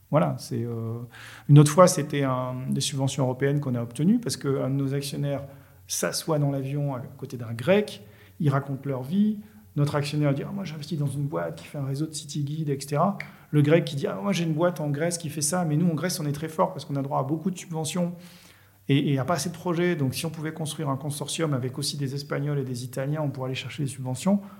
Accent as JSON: {"language": "French", "town": "Marseille", "region": "Provence-Alpes-Côte d'Azur", "country": "France", "said": "bah, moi, en tant que Marseillais, voilà, j'ai telle approche avec un pointu"}